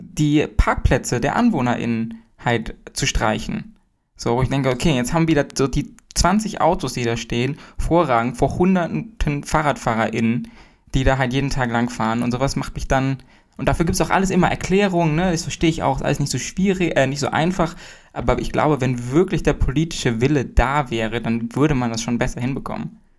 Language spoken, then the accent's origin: German; Hamburg, Germany; Also ich komme ja auch aus Hamburg, ich bin mitten in Hamburg geboren